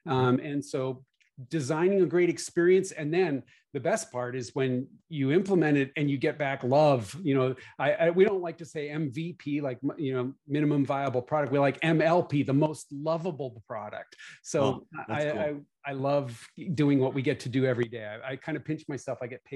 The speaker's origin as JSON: {"language": "English", "country": "Canada", "also_born_or_lived": "West Coast", "lives_now": "Nashville, United States", "said": "I'm Canadian, so if you hear funny accent, it's a combination of where I live now in Nashville plus Canada plus living on the West Coast for a while."}